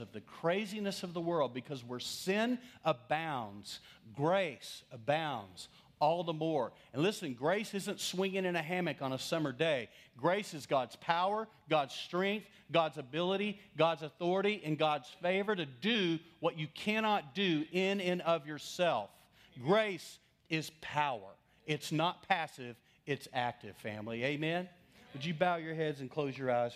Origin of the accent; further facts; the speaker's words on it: West Texas, United States; I'm from West Texas